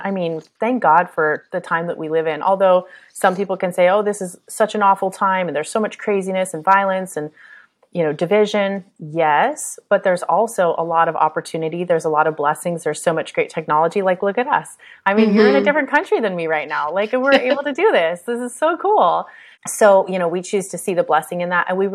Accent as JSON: {"language": "English", "country": "United States", "said": "I'm American"}